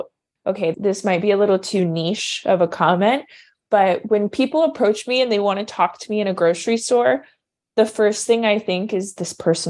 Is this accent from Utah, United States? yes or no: no; Arizona, United States; moved away as an adult; now in Florida, United States; I was born and raised in Arizona for anyone that's wondering. And then I decided to move to Florida